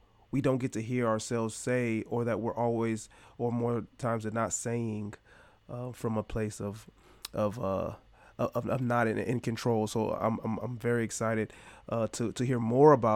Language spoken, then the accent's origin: English; Michigan, United States; I'm from Michigan as well, Kevin, and understanding, you know, what growing up here in the, or in the Midwest looks like